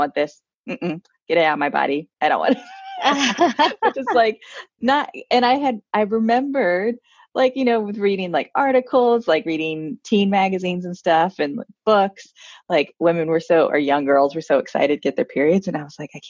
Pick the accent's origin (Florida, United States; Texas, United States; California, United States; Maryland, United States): Maryland, United States; D.C. in; We grew up outside of Washington, D.C. in Maryland